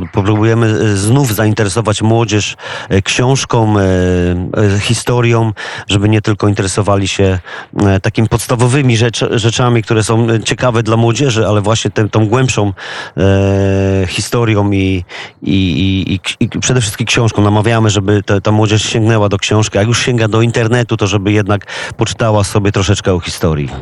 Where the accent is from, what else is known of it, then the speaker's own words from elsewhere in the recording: Głogów, Lower Silesian Voivodeship, Poland; my wszyscy jesteśmy z Głogowa